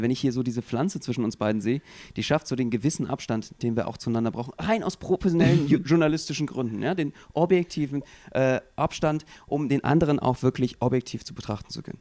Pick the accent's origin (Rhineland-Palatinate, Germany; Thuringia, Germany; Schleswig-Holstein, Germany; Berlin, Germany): Berlin, Germany; als Berliner